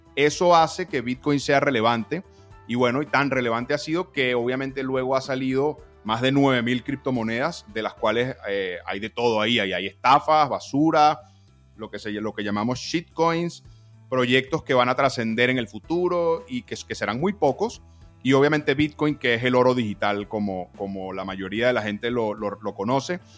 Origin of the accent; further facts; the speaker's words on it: Venezuela; soy venezolano